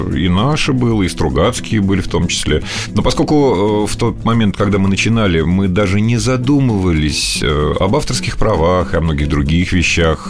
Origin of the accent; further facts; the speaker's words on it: Northern Kazakhstan, Kazakhstan; moved away; Я родился и вырос в Северном Казахстане, как раз э, примерно между космодромом и ядерным полигоном в Семипалатинске